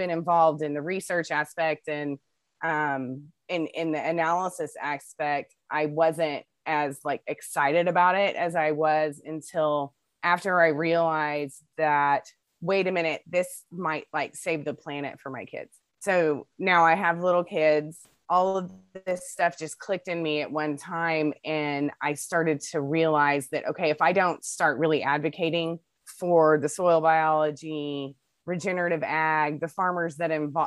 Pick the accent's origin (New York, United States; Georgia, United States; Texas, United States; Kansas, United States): Texas, United States; Midland; now in Salado, United States; I grew up in West Texas, in Midland, Texas, out in the desert